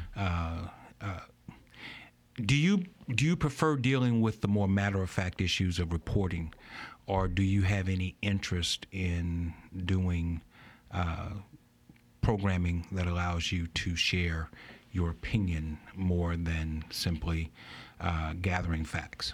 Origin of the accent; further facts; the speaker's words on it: Baton Rouge, Louisiana, United States; When I was a kid, I grew up here in Baton Rouge.